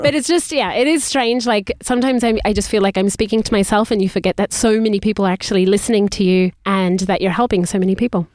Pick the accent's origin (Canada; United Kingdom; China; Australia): Australia; moved away; we were in Australia, so we grew up speaking in English